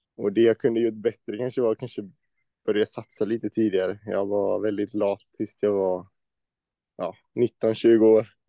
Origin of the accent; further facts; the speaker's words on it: Växjö, Kronoberg County, Sweden; moved away; Jag är från Växjö